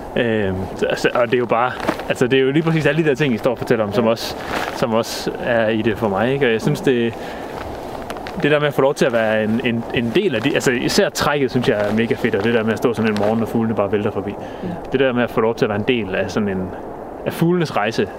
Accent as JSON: {"language": "Danish", "town": "Skanderborg", "region": "Central Denmark Region", "country": "Denmark", "tie": "born or raised there", "said": "jeg er født og opvokset i Skanderborg"}